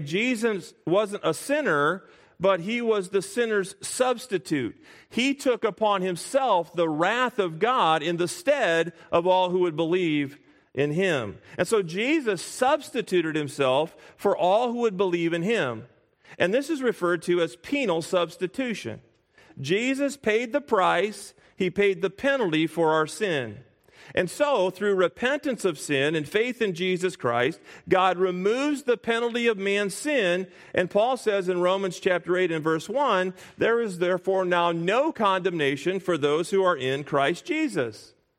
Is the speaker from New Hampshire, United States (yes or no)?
no; Springfield, Illinois, United States; moved away; we moved back to our home uh, my hometown of Springfield, Illinois